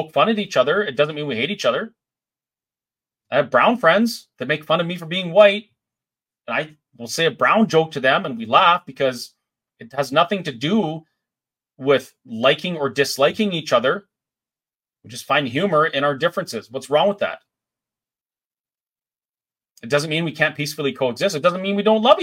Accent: Canada; here in Canada as a Canadian

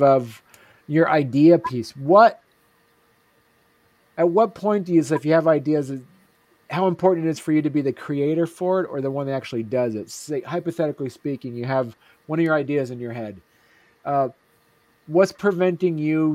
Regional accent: Groton, Vermont, United States; my hometown, Groton, Vermont

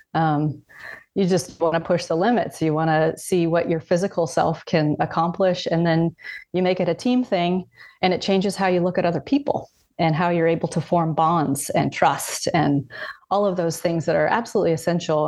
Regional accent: Columbia River Gorge, Washington, United States; moved away as an adult; I grew up in Washington State in the Columbia River Gorge.

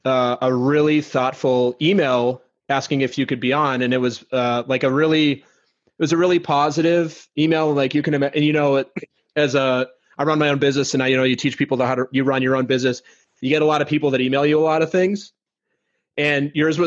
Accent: Minnesota, United States; now in Brooklyn, United States; I'm from Minnesota originally

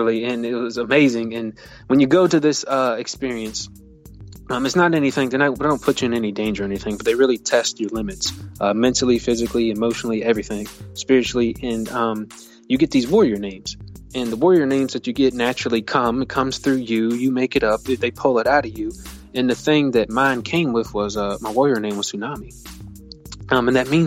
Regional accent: Richmond, Virginia, United States; I was born and raised in Richmond, Virginia, by my mother, who was a single parent

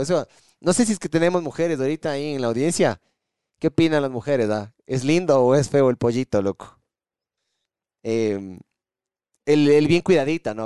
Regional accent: Ecuador; aquí en el Ecuador

